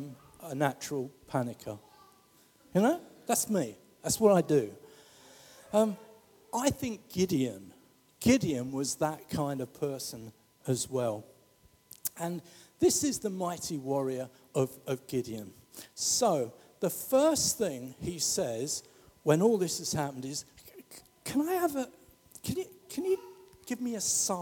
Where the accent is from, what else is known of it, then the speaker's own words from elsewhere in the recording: London, United Kingdom; I come from the St. Helier estate